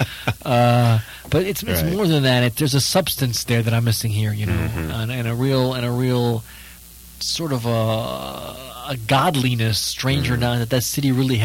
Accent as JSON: {"language": "English", "town": "New Orleans", "region": "Louisiana", "country": "United States", "tie": "born or raised there", "also_born_or_lived": "Vienna, Austria / New York City", "moved": "yes", "lives_now": "Los Angeles, United States", "said": "But I moved here when I was 2 and a half, and I grew up in New Orleans"}